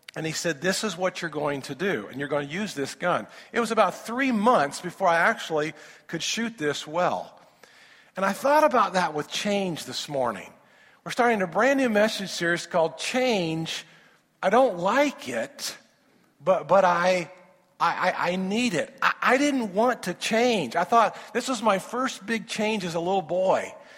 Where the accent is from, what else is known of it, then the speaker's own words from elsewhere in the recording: Indiana, United States; I'm from Indiana